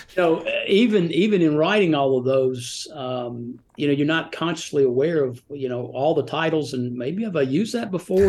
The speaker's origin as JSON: {"language": "English", "town": "Rome", "region": "Georgia", "country": "United States", "tie": "born or raised there", "also_born_or_lived": "Atlanta, Georgia / Birmingham, Alabama / Nashville, Tennessee / Gatlinburg, Tennessee", "moved": "yes", "lives_now": "Franklin, United States", "said": "I was born in Atlanta and grew up in Rome, Georgia"}